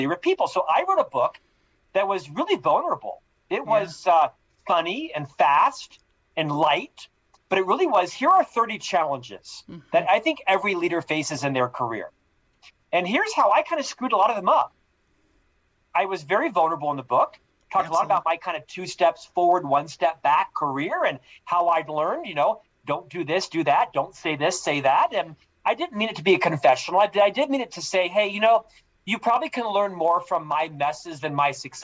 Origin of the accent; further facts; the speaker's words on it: Orlando, Florida, United States; moved away as an adult; also born or lived in Provo, Utah / London / Chicago; now in Salt Lake City, United States; I'm originally from Florida. I was born and raised in Orlando, Florida, lived there the first literally half of my life